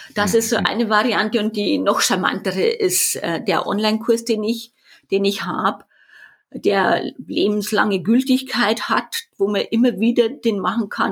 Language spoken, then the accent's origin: German; Erding, Bavaria, Germany; accent: Bavarian; an meiner Sprache hört man das ja schon, dass ich aus Bayern komme. Ich komme aus Erding, nordöstlich von München.